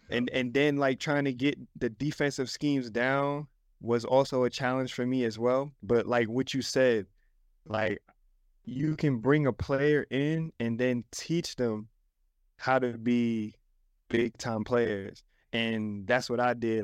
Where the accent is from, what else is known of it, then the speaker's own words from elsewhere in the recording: New York City, New York, United States; moved away; I came from the Bronx, man, South Bronx